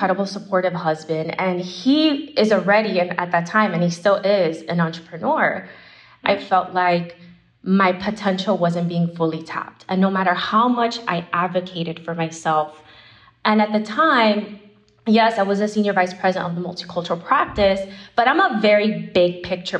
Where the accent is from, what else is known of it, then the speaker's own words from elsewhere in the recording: Miami, Florida, United States; moved away as an adult; now in New York, United States; I'm originally from Miami, and I come from Cuban background